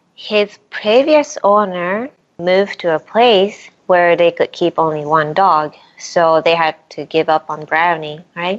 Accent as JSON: {"language": "English", "country": "Japan", "tie": "born or raised there", "moved": "yes", "lives_now": "Brooklyn, United States", "said": "I grew up in Japan, the town of Milltown."}